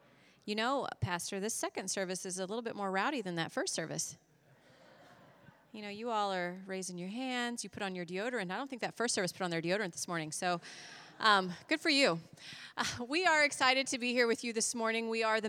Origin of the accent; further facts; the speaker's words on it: Indiana, United States; moved away as an adult; also born or lived in Swaziland / Madagascar; now in Johannesburg, South Africa; I grew up in Indiana, mostly.